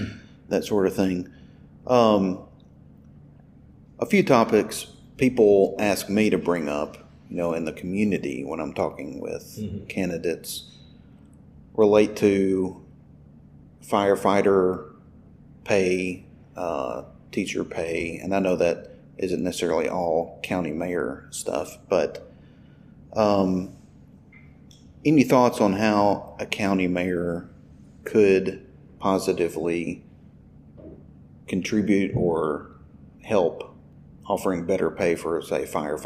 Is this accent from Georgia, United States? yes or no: no; Humboldt, Tennessee, United States; moved away as an adult; also born or lived in Indiana; And I went through the city school system here. I graduated in Humboldt City Schools mm-hmm. in the late 90s.